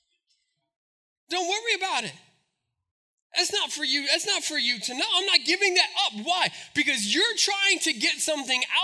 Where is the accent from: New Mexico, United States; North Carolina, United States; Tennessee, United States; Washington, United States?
New Mexico, United States; Albuquerque; We grew up in Albuquerque